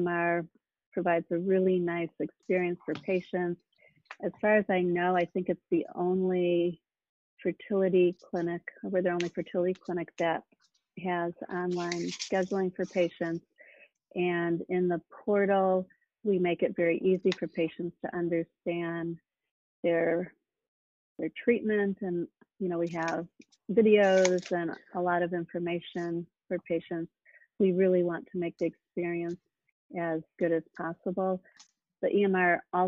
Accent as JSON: {"language": "English", "region": "Midwest", "country": "United States", "tie": "born or raised there", "also_born_or_lived": "California", "moved": "as an adult", "said": "I grew up in the Midwest and came to California, Stanford, for medical school"}